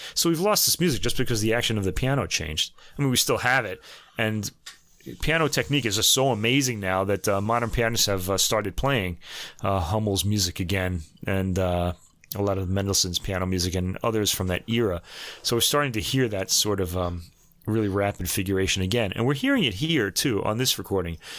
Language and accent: English; New York, United States; growing up in New York